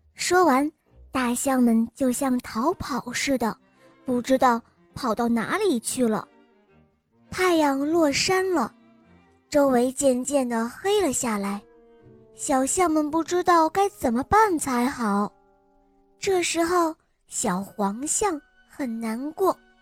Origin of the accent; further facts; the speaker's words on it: Henan, China; 我来自河南